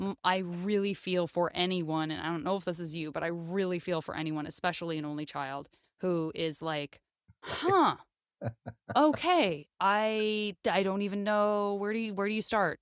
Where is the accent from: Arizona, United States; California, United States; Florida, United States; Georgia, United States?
Arizona, United States; Tucson; moved away; I'm from Tucson, Arizona